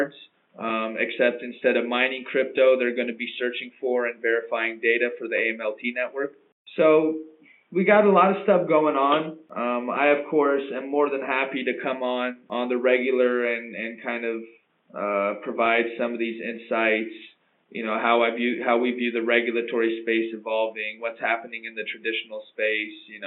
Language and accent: English; United States; moved away; also born or lived in London; as an American originally myself